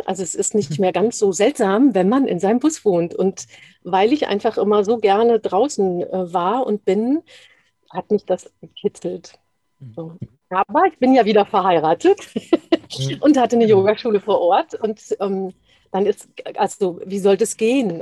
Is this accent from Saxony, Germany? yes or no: no; Dortmund, North Rhine-Westphalia, Germany; moved away; also born or lived in Hesse; ich bin im Ruhrgebiet aufgewachsen